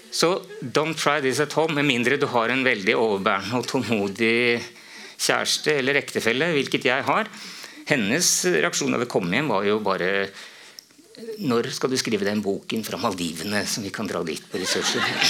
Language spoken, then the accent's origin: Norwegian; Romerike, Akershus, Norway; det, var på en måte naturlig da, etter mange år, å skrive noe om hjemtraktene mine